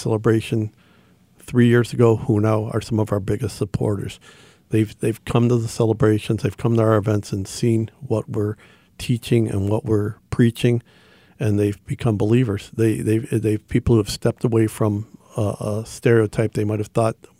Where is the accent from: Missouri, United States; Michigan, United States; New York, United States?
Michigan, United States; Madison Heights; I'm 60 years old. I grew up in Madison Heights.